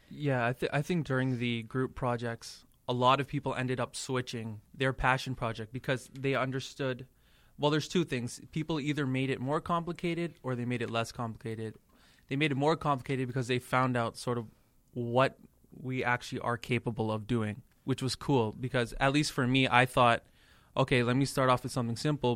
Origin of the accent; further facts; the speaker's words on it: Toronto, Ontario, Canada; moved away as an adult; also born or lived in India; now in Boston, United States; I'm from Toronto